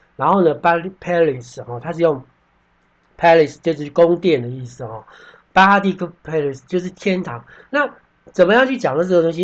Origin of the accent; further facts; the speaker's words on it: Taiwan; 我们台湾人喜欢讲做生意